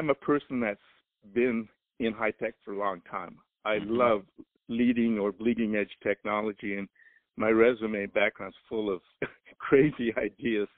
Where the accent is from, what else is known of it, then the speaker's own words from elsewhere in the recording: Oregon, United States; moved away; I'm from Oregon, I knew what the weather was like, so I wasn't going to move back up there